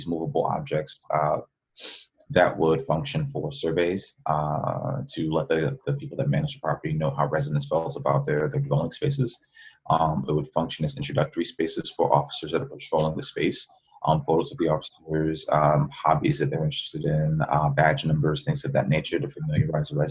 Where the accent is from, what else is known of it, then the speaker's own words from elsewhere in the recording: New York City, New York, United States; moved away as an adult; also born or lived in Ohio; now in Texas, United States; I'm originally a New Yorker. I grew up in the Bronx.